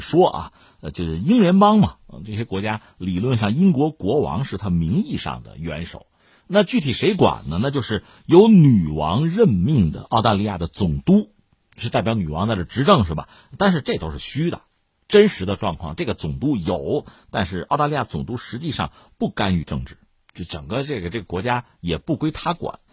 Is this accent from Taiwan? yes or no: no; China; 我们中国人的思维方式讲究，向来讲究就是说相互尊重，讲究双赢。